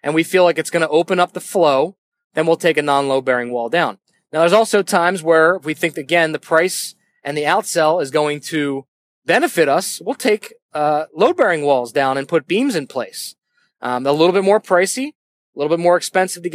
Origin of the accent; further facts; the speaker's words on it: Northeast, United States; I'm from the Northeast